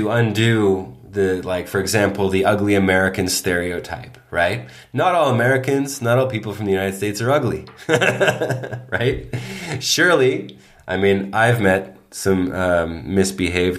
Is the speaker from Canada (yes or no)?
yes; Toronto, Ontario, Canada; growing up in Toronto, in Canada